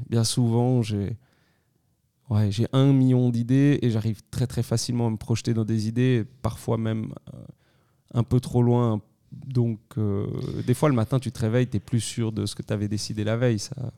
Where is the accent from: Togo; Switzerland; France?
Switzerland; Crans-Montana, Valais; also born or lived in Lausanne; je suis né en 1990 à Cran-Montana. Je suis valaisan d'origine